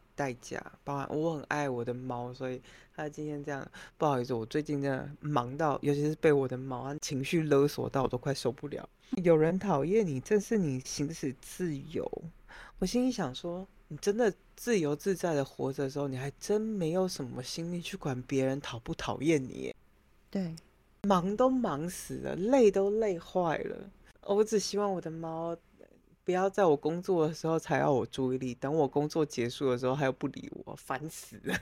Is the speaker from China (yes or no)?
no; Taiwan; moved away as an adult; now in Europe; 我们台湾人